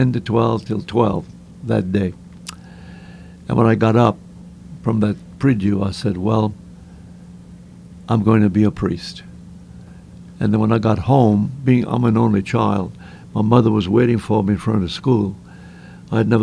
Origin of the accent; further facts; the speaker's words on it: Cecilia, Louisiana, United States; also born or lived in Covington, Louisiana / New Orleans, Louisiana / Acadiana; I was born in Cecilia, Louisiana. I grew up there, and I left home at the age of 15